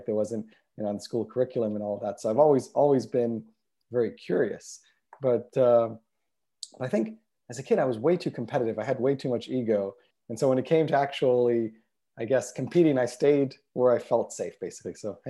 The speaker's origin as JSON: {"language": "English", "country": "Israel", "tie": "born or raised there", "also_born_or_lived": "United States", "said": "I guess I grew up bicultural, growing up between being born in the States and then growing up in Israel and going back and forth during my childhood between the two countries."}